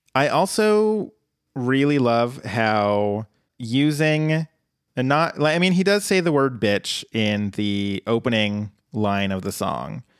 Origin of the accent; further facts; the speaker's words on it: Colorado, United States; my home state